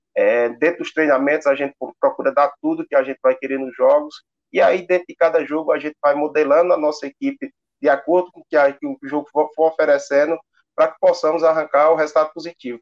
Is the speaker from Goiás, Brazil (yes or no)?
no; Juazeiro do Norte, Ceará, Brazil; sou de Juazeiro, nasci e me criei assistindo treinos e jogos do ICASA